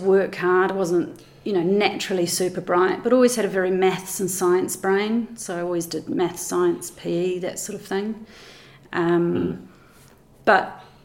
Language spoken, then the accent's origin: English; Wellington, New Zealand; born or raised there; also born or lived in Palmerston North, New Zealand / Kent, England; now in Queenstown, New Zealand